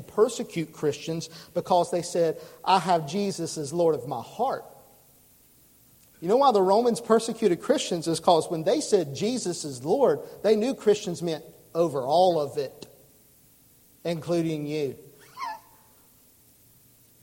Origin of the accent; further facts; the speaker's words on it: United States; I love being an American